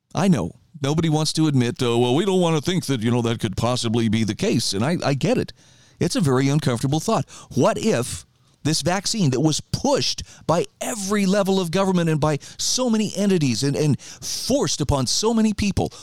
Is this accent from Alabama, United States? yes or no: no; Idaho, United States; my home state of Idaho